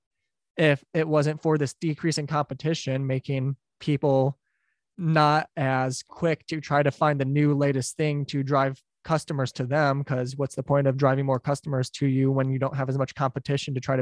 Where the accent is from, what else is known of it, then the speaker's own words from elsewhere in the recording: Detroit, Michigan, United States; I'm from Detroit. So I grew up near the Ambassador Bridge